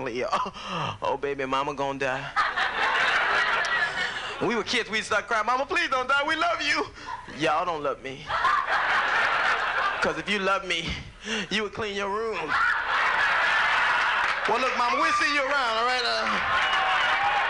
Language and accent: English; Los Angeles, California, United States; I grew up in Los Angeles in a gang